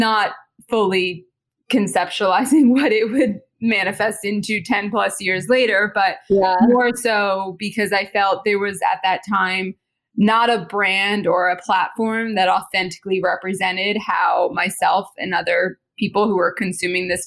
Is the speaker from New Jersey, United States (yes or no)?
yes; New Jersey, United States; moved away as an adult; I grew up in Jersey.